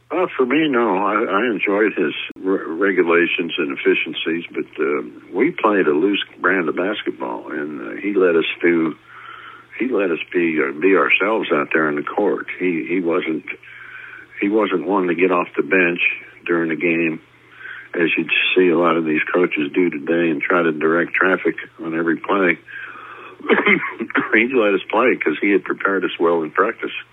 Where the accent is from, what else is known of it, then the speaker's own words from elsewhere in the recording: New Jersey, United States; moved away; also born or lived in Jeffersonville, Indiana; I grew up in New Jersey there in the shadow of the Empire State Building